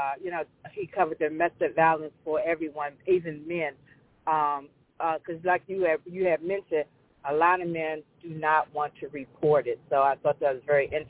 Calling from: Indian Head, Maryland, United States; I'm calling from Indian Head, Maryland

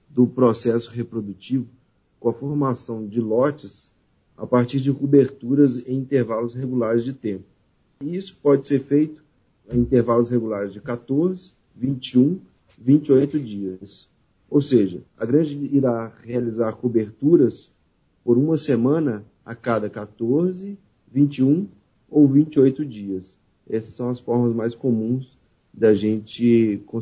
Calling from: Belo Horizonte, Minas Gerais, Brazil; Estou falando hoje de Belo Horizonte, Minas Gerais.

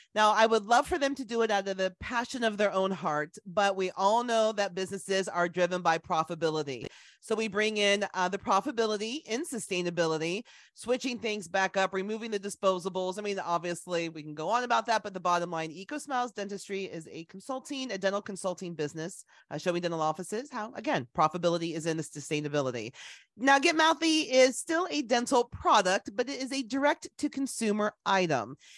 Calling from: Columbus, Ohio, United States; I'm calling from today, Columbus, Ohio

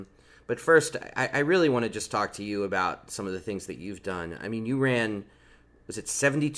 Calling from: United States; I'm calling you from the United States, of course.

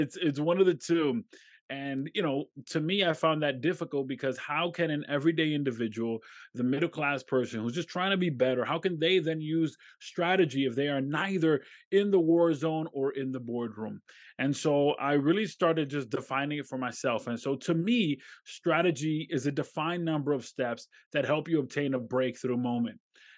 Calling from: Rochester, New York, United States; I'm in upstate New York. Specifically, I'm in Rochester.

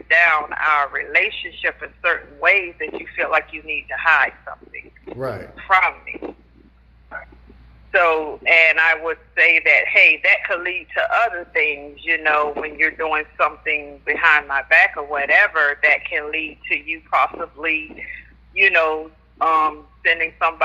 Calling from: Jacksonville, Florida, United States; I'm calling from Jacksonville, Florida

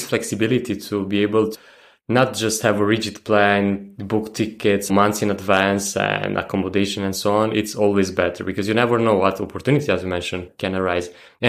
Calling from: Da Nang, Vietnam; I'm calling from Vietnam in Da Nang.

